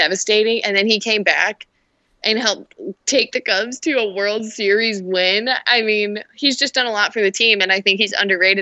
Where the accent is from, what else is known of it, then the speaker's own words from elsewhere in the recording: Chicago, Illinois, United States; I was born on the South Side